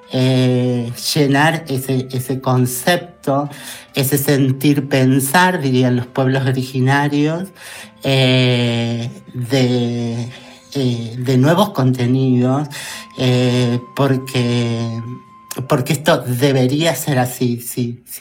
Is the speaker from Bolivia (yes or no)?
no; Argentina; bueno, pero las argentinas no dejamos que se pare en la esquina una peruana o una, una chilena y una cosa, y las maltratamos